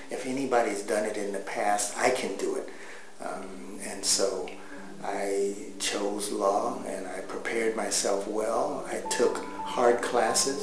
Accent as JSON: {"language": "English", "town": "Los Angeles", "region": "California", "country": "United States", "tie": "born or raised there", "also_born_or_lived": "Netherlands", "said": "I'm born and raised in Los Angeles"}